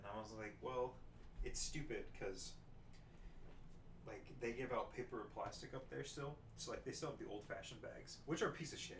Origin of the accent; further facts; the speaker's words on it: California, United States; Found out I was from California.